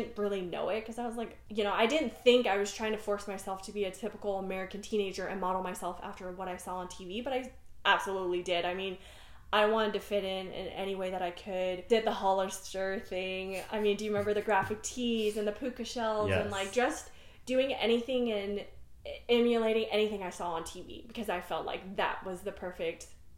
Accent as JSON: {"language": "English", "country": "Netherlands", "tie": "born or raised there", "first_language": "Dutch", "second_language": "English", "lives_now": "Texas, United States", "said": "I grew up in the Netherlands, trying to figure out, and I definitely was one of the few Asian kids in my school. But my primary language was Dutch."}